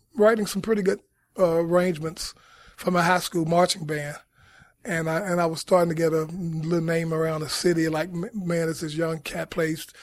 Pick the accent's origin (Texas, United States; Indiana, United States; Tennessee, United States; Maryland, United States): Tennessee, United States; Memphis; growing up in Memphis, mostly the music of Stax Records